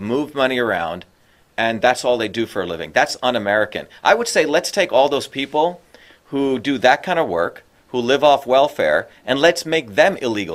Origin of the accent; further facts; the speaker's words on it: India; now in United States; when I was growing up in India, my grandmother's a poor farmer